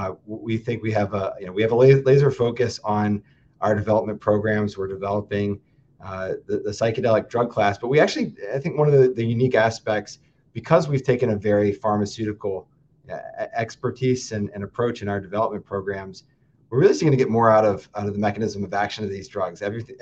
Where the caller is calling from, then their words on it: Madison, Wisconsin, United States; I am calling in from Madison, Wisconsin.